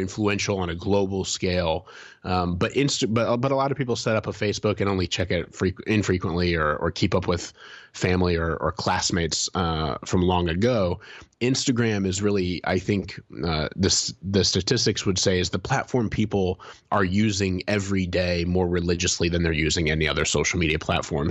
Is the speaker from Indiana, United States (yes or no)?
yes; Fort Wayne, Indiana, United States; downtown Fort Wayne, the town I grew up in Indiana